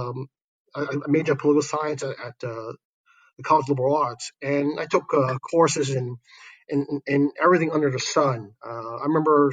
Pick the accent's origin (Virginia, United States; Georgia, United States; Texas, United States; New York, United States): New York, United States; New York City; moved away as an adult; now in Shanghai, China; I grew up in Brooklyn, New York, and Williamsburg, actually, before it became this hipster place